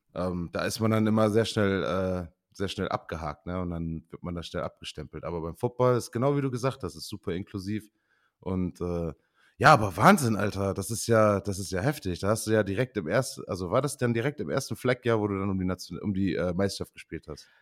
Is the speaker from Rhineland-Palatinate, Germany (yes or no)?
no; Osnabrück, Lower Saxony, Germany; moved away as an adult; also born or lived in Osterkappeln / Beaufort, South Carolina / Canada; ich bin in Osterkappeln geboren, komme echt aus Osnabrück. Ähm, bin dort auch groß geworden